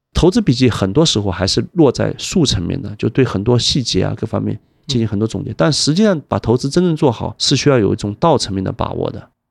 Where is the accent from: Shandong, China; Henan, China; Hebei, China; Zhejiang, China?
Zhejiang, China; Wenzhou; moved away; also born or lived in Hong Kong / Shanghai / Macau; 我是温州人